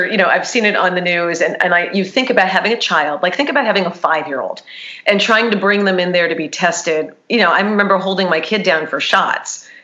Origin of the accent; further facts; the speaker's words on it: New York, United States; I'm a New Yorker